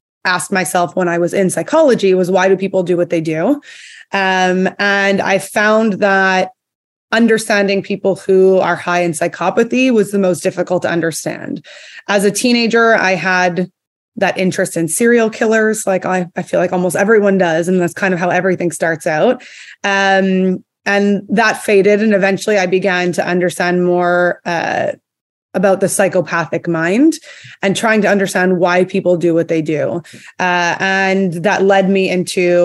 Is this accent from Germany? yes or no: no; Montreal, Quebec, Canada; moved away as an adult; now in Texas, United States; I'm actually from Canada. I grew up in Montreal, but I currently live in Texas